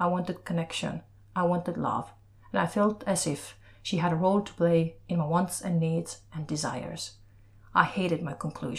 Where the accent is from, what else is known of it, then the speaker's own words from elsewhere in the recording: Estonia; moved away; from Estonia